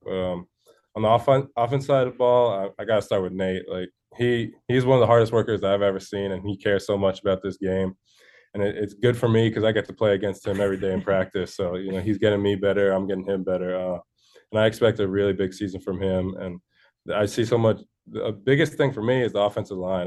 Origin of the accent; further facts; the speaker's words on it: Connecticut, United States; I'm from Connecticut. I've been here, uh, twenty-one years now. So I'm, I'm homegrown. This is my home state